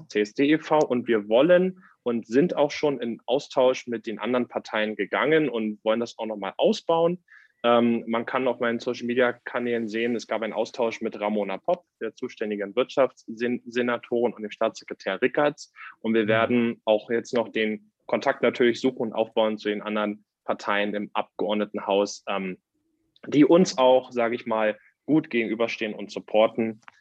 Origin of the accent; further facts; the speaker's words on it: Reinickendorf, Berlin, Germany; bei uns in Reinickendorf äh, war der, war der Werdegang so, dass ich ähm, während meines Abiturs war ich Vorsitzender des Schülerausschusses in Reinickendorf